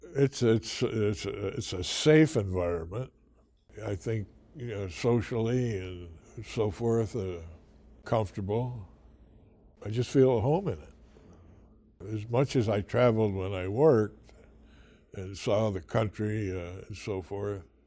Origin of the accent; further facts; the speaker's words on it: Ogdensburg, St. Lawrence County, New York, United States; also born or lived in Massena, New York; I was born in, uh, Augsburg.